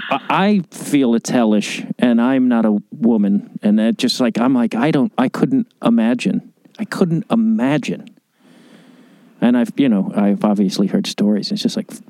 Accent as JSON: {"language": "English", "area": "northwest suburbs of Chicago", "region": "Illinois", "country": "United States", "tie": "born or raised there", "also_born_or_lived": "New York", "moved": "yes", "lives_now": "Los Angeles, United States", "said": "We grew up in the northwest suburbs"}